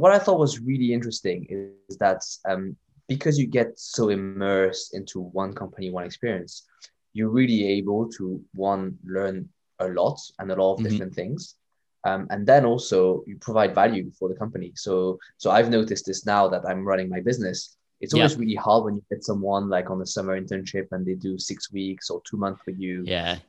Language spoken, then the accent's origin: English; Canada; born there; I mean, I was born in Canada, but that was a very long time ago, and I was in French-speaking Canada.